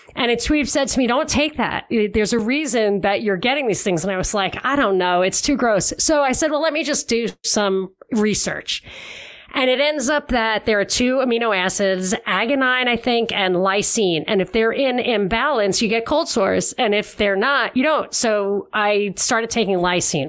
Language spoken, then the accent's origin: English; New York City, New York, United States; now in Los Angeles, United States; I'm really originally from Brooklyn.